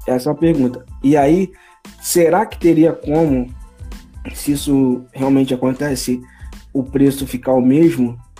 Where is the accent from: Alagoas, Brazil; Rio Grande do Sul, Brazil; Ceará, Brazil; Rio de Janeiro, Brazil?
Rio de Janeiro, Brazil; Petrópolis; now in Rio de Janeiro, Brazil; Nascido e criado em Petrópolis